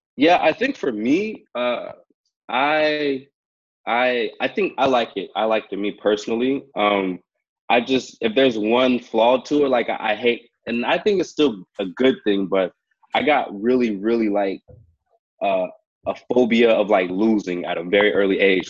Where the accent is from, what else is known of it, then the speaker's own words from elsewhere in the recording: Hayward, California, United States; now in Vancouver, Canada; I grew up in Hayward, California